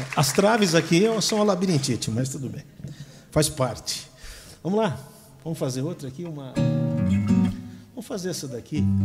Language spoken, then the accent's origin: Portuguese; Brazil; Sou brasileiro